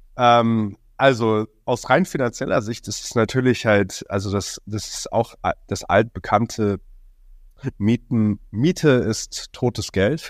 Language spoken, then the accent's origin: German; Hong Kong; moved away as an adult; now in Berlin, Germany; geboren und aufgewachsen in Hongkong